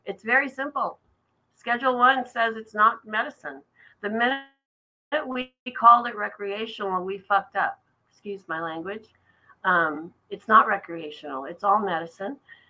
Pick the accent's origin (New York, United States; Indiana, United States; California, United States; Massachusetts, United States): California, United States; Redondo Beach; moved away as an adult; also born or lived in Los Angeles / Humboldt County; I grew up in Redondo Beach in Southern California. Graduated high school in 77.